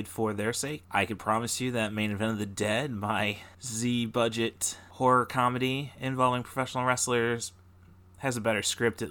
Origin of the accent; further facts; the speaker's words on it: Peoria, Illinois, United States; as kids growing up in the Peoria area